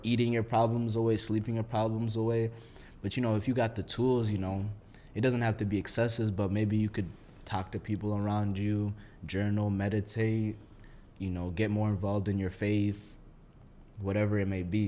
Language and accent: English; Minneapolis, Minnesota, United States; I'm from Minneapolis